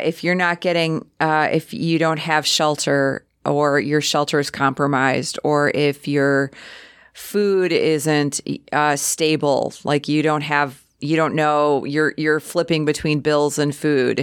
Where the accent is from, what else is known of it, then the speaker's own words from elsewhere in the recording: Chicago, Illinois, United States; now in Sheboygan County, United States; a transplant from Chicago